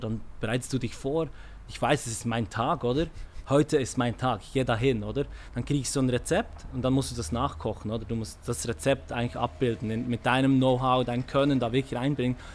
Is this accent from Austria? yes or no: no; Switzerland; geboren in der Schweiz